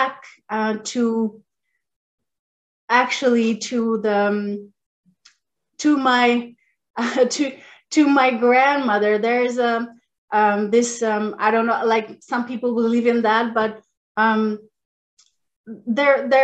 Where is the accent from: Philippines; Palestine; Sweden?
Sweden; northern Sweden; also born or lived in Chile; I flew across the world and came to the north of Sweden, not even south of Sweden, the north of Sweden near the polar circle, the Arctic Circle. So I grew up there